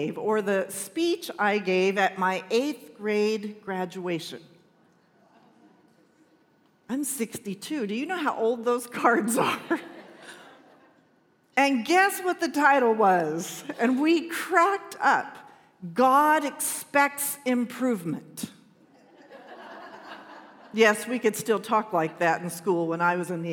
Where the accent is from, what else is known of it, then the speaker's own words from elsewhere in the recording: Shafter, California, United States; I was in the eighth grade and I was graduating from Richmond Junior High School in Shafter, California, nobody knows where that is, town of, you do, 6,000 people in the middle of nowhere